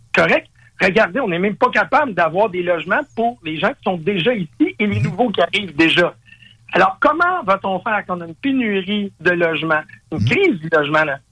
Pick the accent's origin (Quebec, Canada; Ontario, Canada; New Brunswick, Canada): Quebec, Canada; je suis un Québécois